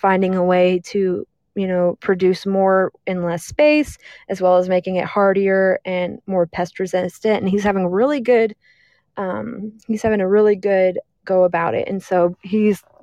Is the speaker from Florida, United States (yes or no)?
no; Texas, United States; I'm from Texas